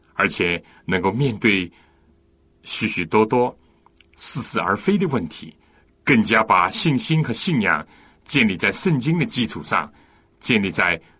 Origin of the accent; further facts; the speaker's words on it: China; 我们中国人